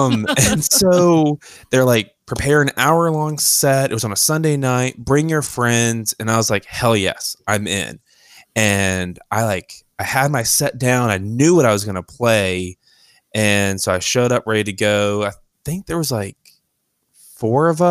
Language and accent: English; Richmond, Virginia, United States; moved away as an adult; also born or lived in Raleigh, North Carolina; now in Nashville, United States; So I was born in Raleigh, North Carolina, but I was raised in Richmond, Virginia